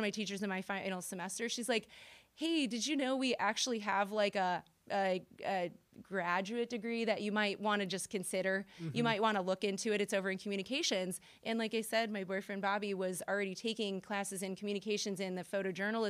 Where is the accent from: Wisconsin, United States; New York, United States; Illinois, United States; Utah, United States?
Illinois, United States; Springfield; moved away as an adult; now in Carbondale, United States; I'm originally from Springfield, Illinois.